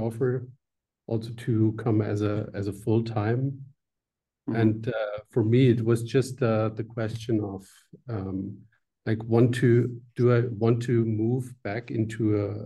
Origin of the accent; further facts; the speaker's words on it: Swabia, area of Stuttgart, Baden-Württemberg, Germany; now in Switzerland; this is a Swabian from south of Germany, just a part where I come from